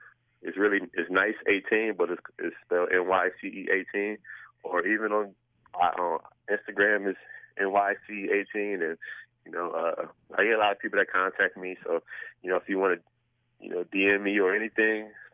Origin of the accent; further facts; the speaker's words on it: Buffalo, New York, United States; moved away; I'm from Buffalo